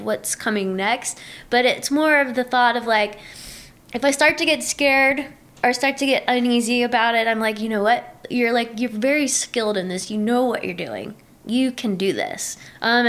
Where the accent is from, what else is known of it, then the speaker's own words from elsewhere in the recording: Louisiana, United States; now in Bishop, United States; I grew up in Louisiana